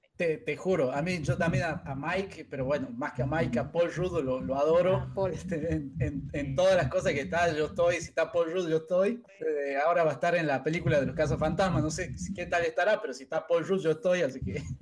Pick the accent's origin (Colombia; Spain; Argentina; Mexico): Argentina; Catamarca; moved away as an adult; now in Tucumán, Argentina; nosotros dos somos de Catamarca